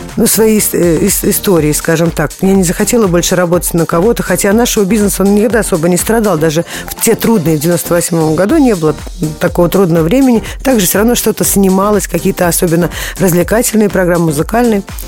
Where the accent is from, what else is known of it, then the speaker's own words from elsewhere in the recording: Moscow, Russia; я с детства, я москвичка